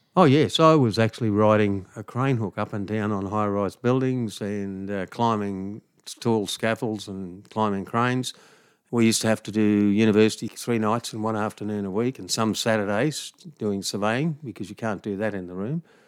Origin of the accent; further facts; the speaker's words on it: Harveys Range, west of Townsville, Queensland, Australia; where I was brought up on Harvey's Range, west of Townsville